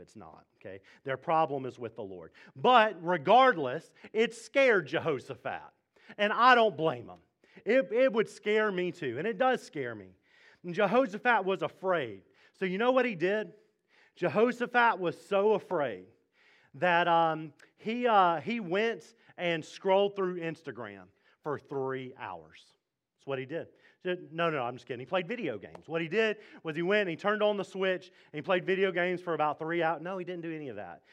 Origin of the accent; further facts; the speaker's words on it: Mississippi, United States; now in Fredericksburg, United States; I am from Mississippi.